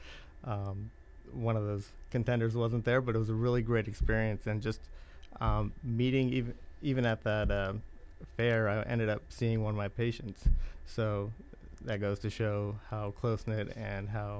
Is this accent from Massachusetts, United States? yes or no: no; Modesto, California, United States; moved away as an adult; also born or lived in India; now in Indiana, United States; I was born in India. I was raised in California, Modesto, California